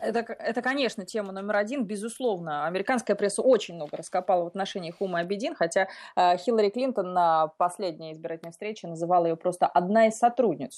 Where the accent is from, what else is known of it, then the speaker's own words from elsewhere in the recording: Russia; now in Washington, United States; я из России, что я русская